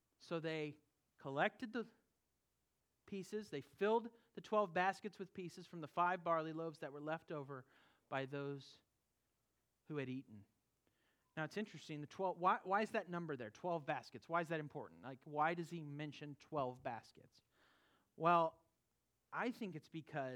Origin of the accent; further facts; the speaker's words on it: California, United States; moved away; where I grew up in California